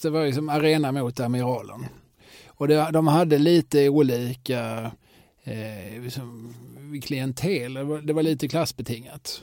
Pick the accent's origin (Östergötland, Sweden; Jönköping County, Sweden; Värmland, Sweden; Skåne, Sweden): Skåne, Sweden; Eslöv; när jag växte upp i Eslöv